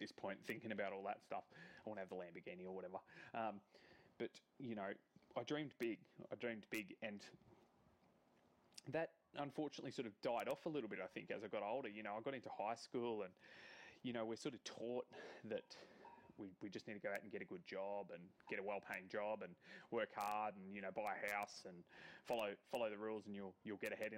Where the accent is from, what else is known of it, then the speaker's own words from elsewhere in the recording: Gold Coast, Queensland, Australia; I was born on the Gold Coast